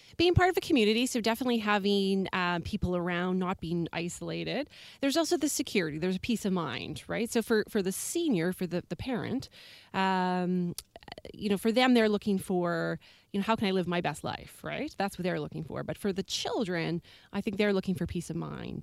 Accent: Alberta, Canada; now in Victoria, Canada; I myself am originally from Alberta

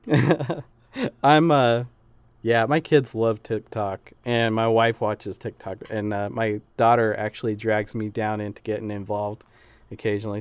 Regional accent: Utah, United States; also born or lived in Chicago; I grew up in Utah

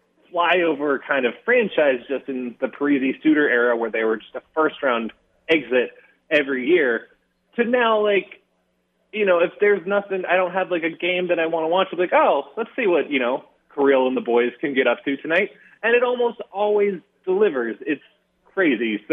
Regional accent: Minnesota, United States; I'm from Minnesota

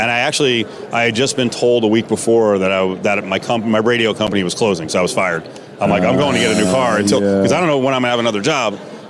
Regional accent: Jersey Shore, New Jersey, United States; So I'm actually from Jersey and the Jersey Shore

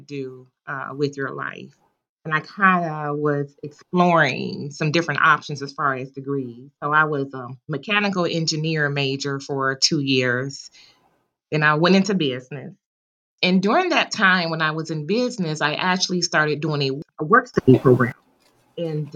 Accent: Detroit, Michigan, United States; now in North Carolina, United States; I was born and raised in Detroit

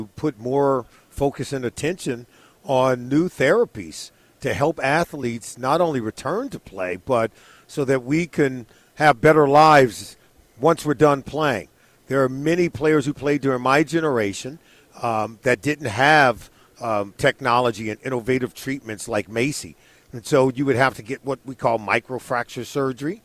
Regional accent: Compton, California, United States; I was born and raised in Compton, California, and I grew up rooting for the Rams

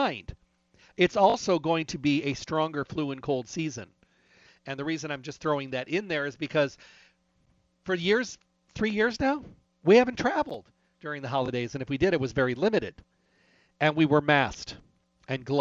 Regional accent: Midwest, United States; moved away; I was raised in the Midwest, but my blood is way too thin

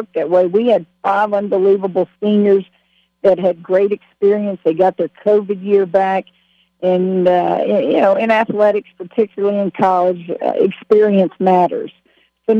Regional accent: Louisiana, United States; moved away as an adult; also born or lived in Waco, Texas; It's my home state.

